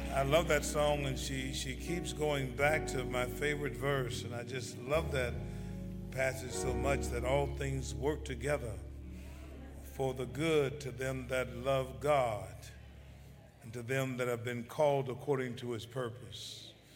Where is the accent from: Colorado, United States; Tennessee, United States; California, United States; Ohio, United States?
Tennessee, United States; Memphis; I was born in Memphis, Tennessee